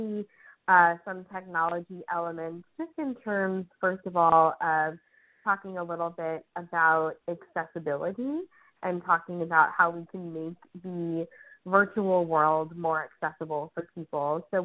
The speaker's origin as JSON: {"language": "English", "region": "New York", "country": "United States", "said": "as a New Yorker"}